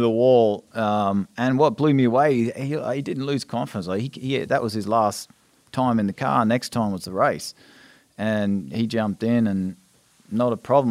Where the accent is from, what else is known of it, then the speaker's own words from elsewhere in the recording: Australia; moved away; as an Australian, that was the race you watched as a kid.